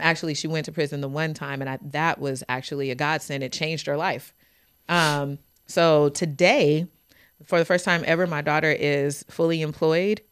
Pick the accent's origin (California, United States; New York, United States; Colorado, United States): California, United States; Fresno; I'm born and raised in Fresno, California. Grew up in Southwest Fresno